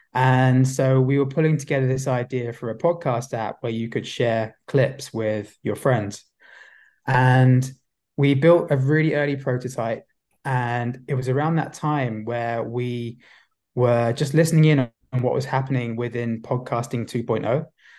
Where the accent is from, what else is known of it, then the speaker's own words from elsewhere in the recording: London, United Kingdom; I'm actually from London. Yeah, but maybe there's a bit of an Aussie twang. I've never actually been to Australia